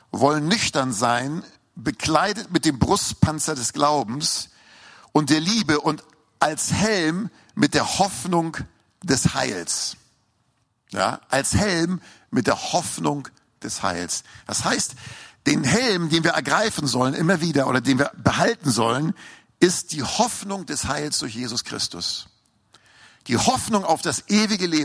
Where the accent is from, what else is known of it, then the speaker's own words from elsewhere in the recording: Hamburg, Germany; Und ich weiß noch, als ich in eine S-Bahn fuhr in Hamburg, ich bin Hamburger, hört man vielleicht noch raus am Slang, ne?